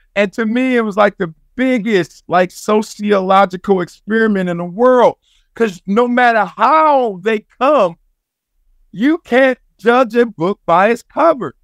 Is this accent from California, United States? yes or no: yes; Compton, California, United States; I'm from Compton, South Central, all that stuff.